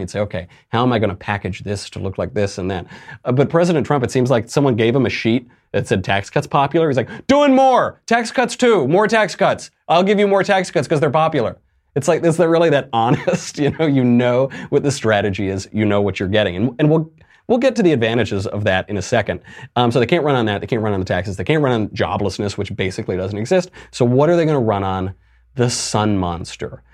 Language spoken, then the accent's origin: English; New York, United States; as a New Yorker, I can tell you the price on those is like seven zillion dollars per ticket